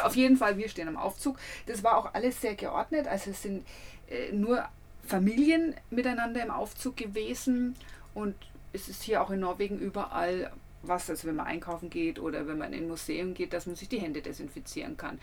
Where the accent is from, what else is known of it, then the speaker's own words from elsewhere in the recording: Nuremberg, Bavaria, Germany; bei uns in Nürnberg